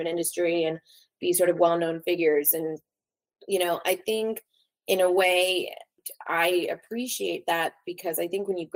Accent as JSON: {"language": "English", "town": "Los Angeles", "region": "California", "country": "United States", "tie": "born or raised there", "said": "I was born and raised in Los Angeles. Growing up here, you know, I love LA. I'm an LA girl"}